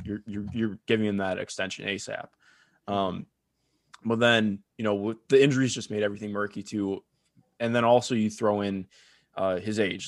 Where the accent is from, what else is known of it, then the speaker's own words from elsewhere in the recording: Cleveland, Ohio, United States; you can tell I grew up in Cleveland